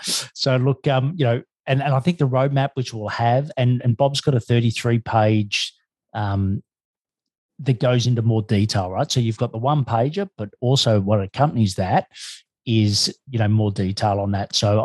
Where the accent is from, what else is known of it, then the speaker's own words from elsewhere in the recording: Australia; I'm an Australian